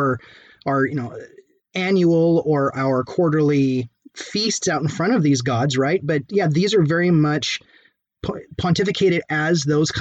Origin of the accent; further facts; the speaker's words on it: United States; we as Americans who assume an American identity